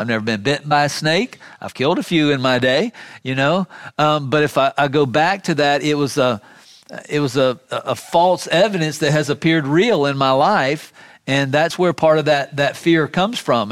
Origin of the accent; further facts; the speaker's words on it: Miami, Florida, United States; When I was a kid growing up in South Florida, in Miami